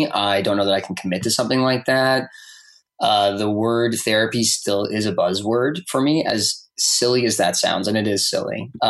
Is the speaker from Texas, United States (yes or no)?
yes; Texas, United States; My gut reaction was one that I find its roots in growing up in Texas, in the South, and that was fear.